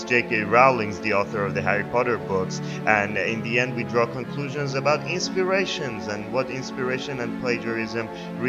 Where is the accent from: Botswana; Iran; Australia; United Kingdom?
Iran; moved away; I'm from Iran